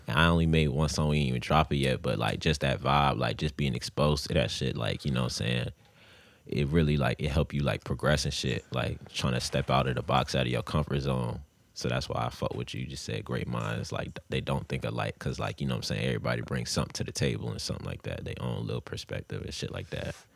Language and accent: English; Grafton, Virginia, United States; also born or lived in Tampa, Florida; I came down here when I was mad young